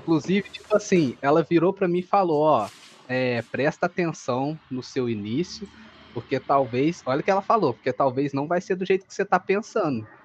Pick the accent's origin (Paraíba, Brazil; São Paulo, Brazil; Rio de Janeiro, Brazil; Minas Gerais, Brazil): Minas Gerais, Brazil; São João del-Rei; São João Del Rei, Minas Gerais. É uma cidade histórica aqui onde eu moro, na real.